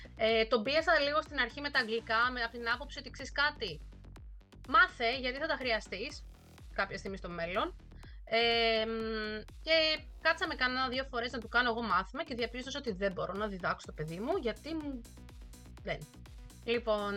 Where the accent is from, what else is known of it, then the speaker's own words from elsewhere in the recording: Greece; moved away as an adult; also born or lived in Thessaloniki, Greece; now in Seoul, South Korea; του λέω από Ελλάδα